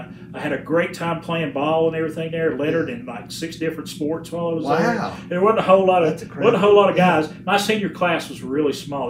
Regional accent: Johnson City, Tennessee, United States; accent: East Tennessee; I am born and raised in Johnson City.

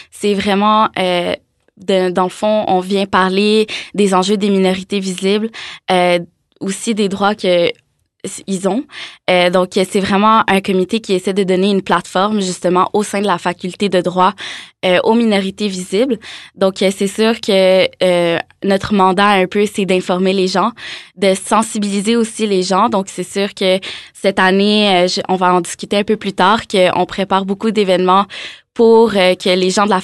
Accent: Montreal, Quebec, Canada; first language French; moved away as an adult; now in Quebec City, Canada; J'ai déménagé à Québec euh, justement pour euh, étudier en droit, mais je suis originaire de Montréal. Euh, j'ai choisi le droit parce que je viens un peu d'une, d'une famille d'avocats. Euh, dans le fond, mon pays originaire, c'est l'Algérie.

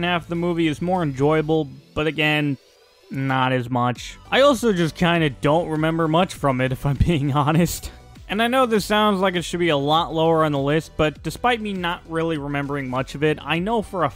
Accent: United States; as an American

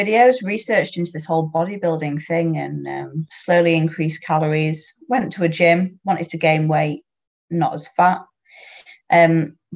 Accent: the north of England, United Kingdom; accent: northern; from my accent, you can tell I'm from up north.

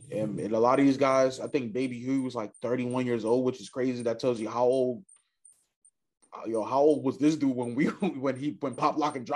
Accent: Chicago, Illinois, United States; it's crazy that in Chicago, growing up in Southside Chicago, that uh hitting, you know, turning 18 is like a milestone

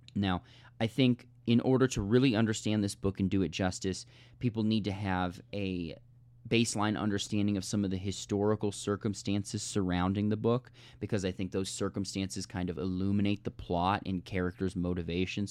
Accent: United States; we as American speakers and readers

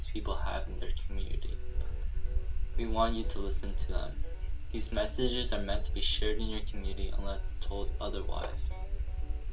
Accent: California, United States; California ASA in my home state

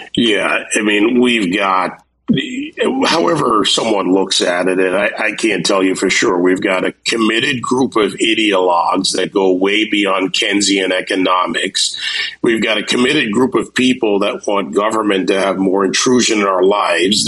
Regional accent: Jamaica; born or raised there; now in Miami, United States

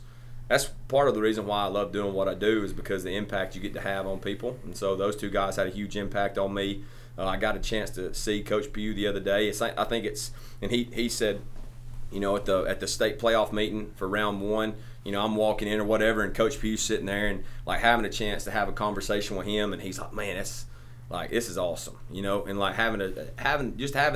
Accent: Crossville, United States; I'm from Crossville, so I'm from right down the road from here

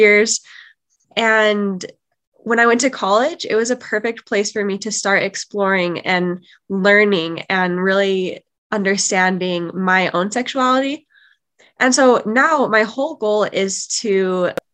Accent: Utah, United States; I am from Utah

